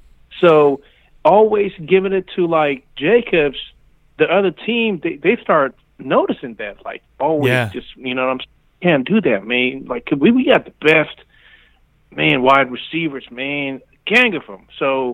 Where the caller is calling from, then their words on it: Long Beach, California, United States; … from Long Beach, California, man.